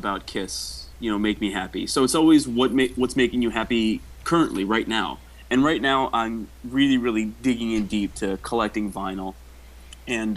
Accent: New Jersey, United States; moved away; I'm originally from New Jersey.

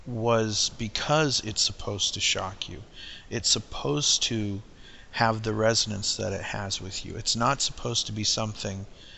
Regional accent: United States; growing up in the States, I was born in 63

